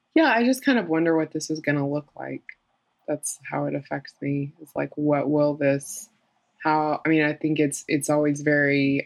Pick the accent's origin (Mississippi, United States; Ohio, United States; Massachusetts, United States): Mississippi, United States; I'm from Mississippi, so obviously I wear makeup